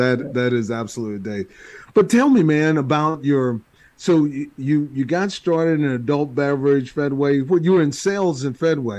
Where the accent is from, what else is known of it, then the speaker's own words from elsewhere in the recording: Texas, United States; also born or lived in Boston / Washington; so I'm from Texas, but I've spent less time in Texas than I have out of Texas.